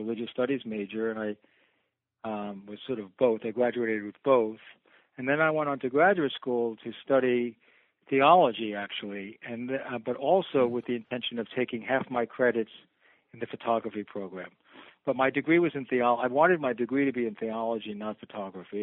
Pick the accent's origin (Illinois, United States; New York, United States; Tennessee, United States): New York, United States; New York City; I'm a New Yorker, and so I was home in Manhattan